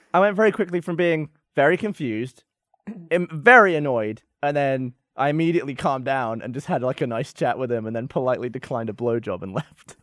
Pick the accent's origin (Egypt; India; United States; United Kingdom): United Kingdom; England; moved away; I'm from England